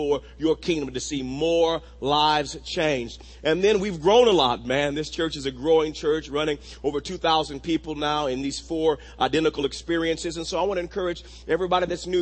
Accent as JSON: {"language": "English", "town": "Wewoka", "region": "Oklahoma", "country": "United States", "tie": "born or raised there", "said": "growing up in Wewoka, Oklahoma"}